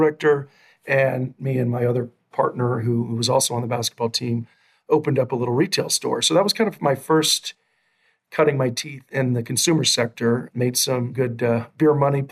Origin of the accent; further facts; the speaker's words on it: Texas, United States; moved away as an adult; also born or lived in New York; I grew up in Texas